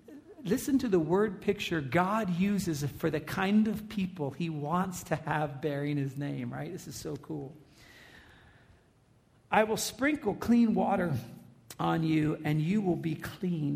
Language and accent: English; United States; we're American